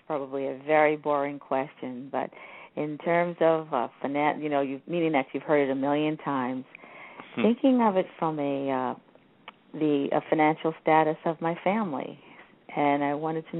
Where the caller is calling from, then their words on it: Boca Raton, Florida, United States; Boca Raton.